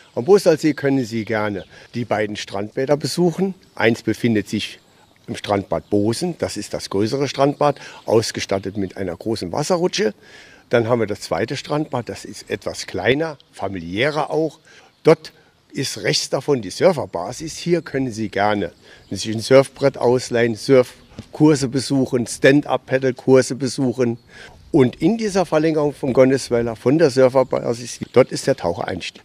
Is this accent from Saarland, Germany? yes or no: yes; Saarland, Germany; Ich bin ein richtiger waschechter Saarländer